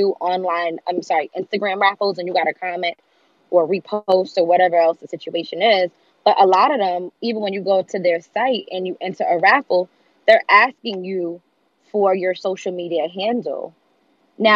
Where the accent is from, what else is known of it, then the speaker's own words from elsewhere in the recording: United States; now in New York, United States; I'm actually from the States